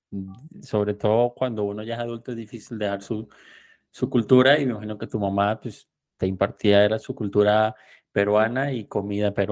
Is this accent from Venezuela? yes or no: yes; Venezuela; born there; also born or lived in Colombia; yo soy de, nací en Venezuela, pero me crié parte de mi infancia en Colombia, como hasta los siete años